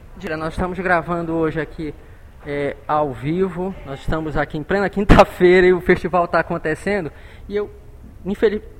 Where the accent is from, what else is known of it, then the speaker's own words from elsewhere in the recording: Pará, Brazil; todos nós paraenses